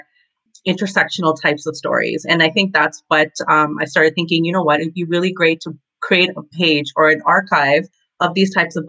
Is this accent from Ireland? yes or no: no; Toronto, Ontario, Canada; I am from Toronto